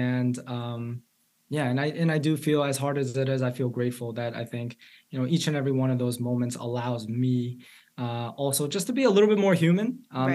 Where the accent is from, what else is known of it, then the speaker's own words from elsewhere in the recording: New York City, New York, United States; I grew up in New York City public schools